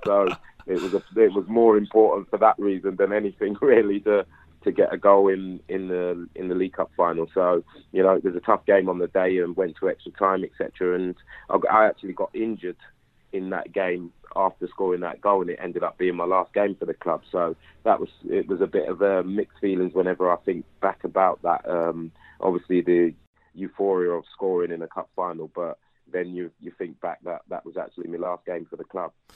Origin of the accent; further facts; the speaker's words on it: London, United Kingdom; I was quite a local lad, you know, from Clapham. I was I was raised in Clapham